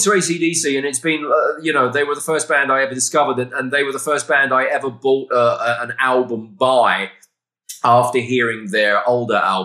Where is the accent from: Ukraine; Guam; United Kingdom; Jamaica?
United Kingdom; moved away as an adult; now in Texas, United States; a Brit living in the great state of Texas